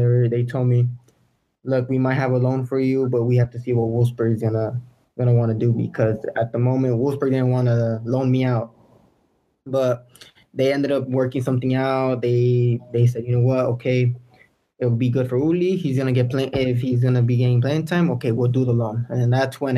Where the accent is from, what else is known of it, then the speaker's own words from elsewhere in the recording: United States; I was born in America. You know, I have Mexican roots